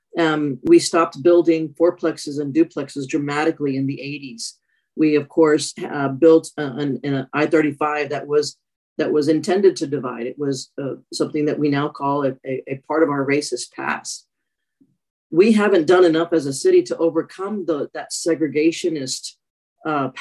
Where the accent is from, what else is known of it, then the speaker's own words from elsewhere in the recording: El Paso, Texas, United States; moved away as an adult; now in Austin, United States; I'm originally from El Paso, Texas